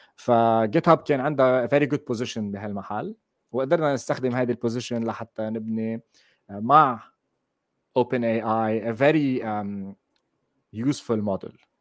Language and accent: Arabic; Lebanon; moved away as an adult; now in Netherlands; انا من لبنان بس حاليا عايش بهولندا صار لي سنتين ونص انتقلت لهون